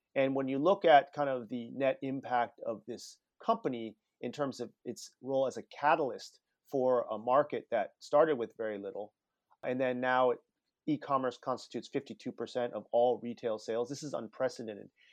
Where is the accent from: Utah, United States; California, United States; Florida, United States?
California, United States; Palo Alto; moved away as an adult; also born or lived in China; I grew up in Palo Alto all, you know, for my whole childhood